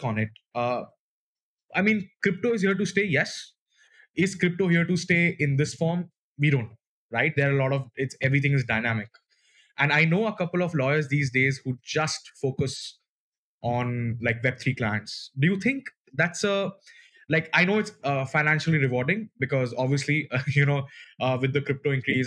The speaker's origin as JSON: {"language": "English", "country": "India", "said": "I come from India"}